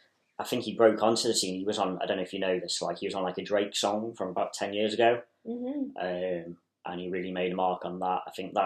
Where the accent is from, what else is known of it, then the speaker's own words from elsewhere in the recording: Chester, North West England, United Kingdom; also born or lived in Ayrshire, Scotland; I'm originally from Chester